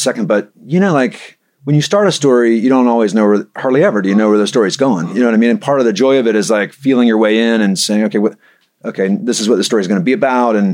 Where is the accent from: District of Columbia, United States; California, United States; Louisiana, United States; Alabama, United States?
Alabama, United States; Mobile; also born or lived in Virginia; now in Knoxville, United States; I grew up in Mobile, Alabama, but I've lived in Knoxville 21 years now